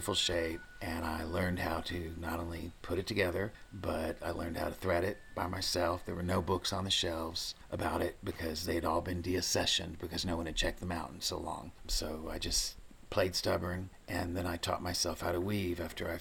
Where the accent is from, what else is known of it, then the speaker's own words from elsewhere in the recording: Maysville, Kentucky, United States; also born or lived in Northern Indiana; I'm one of probably 50% of the population of Kentucky that was actually born here. I've lived here all my life, except when I went to college up north. And I am one of 14 children, the 13th born, which was essential for running a farm when I was a child. And I hail from Maysville